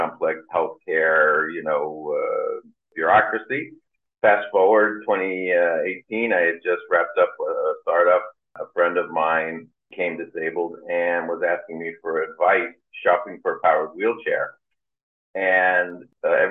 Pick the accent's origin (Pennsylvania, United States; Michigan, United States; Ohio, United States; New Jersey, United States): New Jersey, United States; Tenafly; also born or lived in Englewood, New Jersey / Bergenfield, New Jersey; I grew up in the suburbs of northern New Jersey, outside New York City. And I grew up in Tenafly, Englewood, Bergenfield